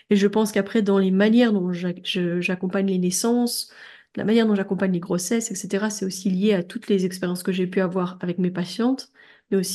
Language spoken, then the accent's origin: French; Belgium; moi, je suis belge